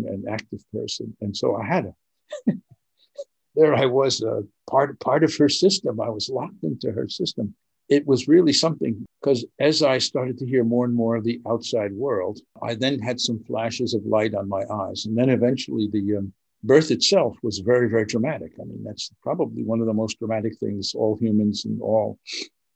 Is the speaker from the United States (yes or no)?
yes; Vermont, United States; the University of Vermont, my home state